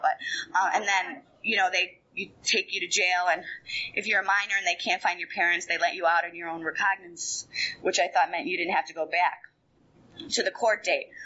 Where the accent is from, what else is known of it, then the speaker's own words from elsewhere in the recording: Fort Lauderdale, Florida, United States; I grew up in South Florida in Fort Lauderdale